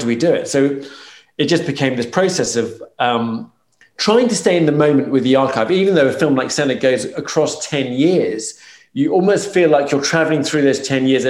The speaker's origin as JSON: {"language": "English", "country": "United Kingdom", "accent": "British", "said": "my British accent"}